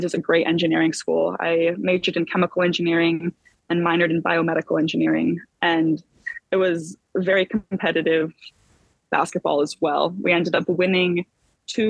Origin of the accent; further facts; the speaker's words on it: Boulder, Colorado, United States; moved away as an adult; now in San Diego, United States; I'm from Boulder